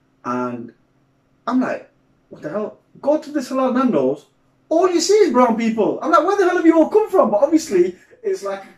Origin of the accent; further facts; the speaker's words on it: Sheffield, Yorkshire and the Humber, United Kingdom; I'm from Sheffield.